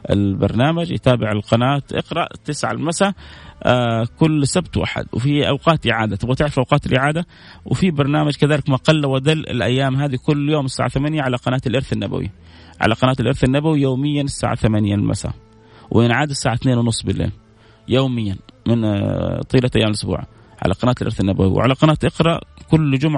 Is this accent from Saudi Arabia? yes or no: yes; Jeddah, Makkah Province, Saudi Arabia; من جده